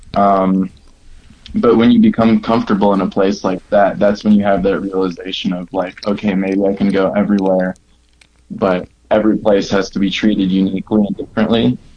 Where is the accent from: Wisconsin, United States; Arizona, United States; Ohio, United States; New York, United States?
Wisconsin, United States; Milwaukee; now in Denver, United States; I'm from Milwaukee, Wisconsin. I'm now living in Denver